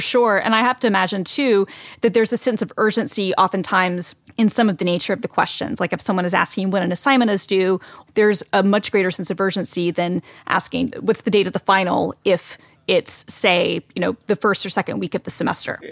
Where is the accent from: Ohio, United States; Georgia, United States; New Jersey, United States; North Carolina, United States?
Georgia, United States; Atlanta; I was born and raised in Atlanta